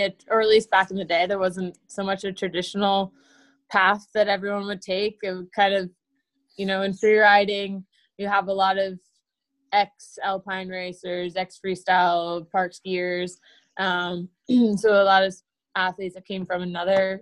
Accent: Massachusetts, United States; moved away as an adult; also born or lived in New Hampshire / Maine; now in Scandinavia; technically I'm from Massachusetts

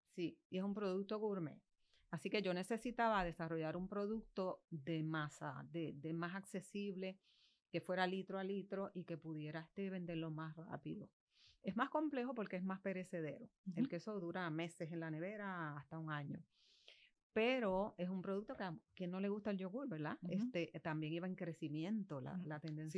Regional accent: Bayamón, Puerto Rico; also born or lived in Hatillo; now in Manatí, Puerto Rico; Yo soy natural de Bayamón, ah. vivo en Manatí y trabajo en Atillo

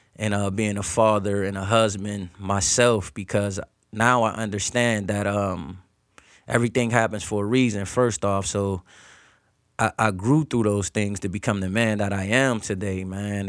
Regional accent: Erie, Pennsylvania, United States; growing up in Erie, P

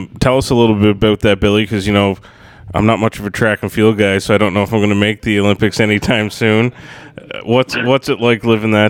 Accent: Canada; we're Canadian

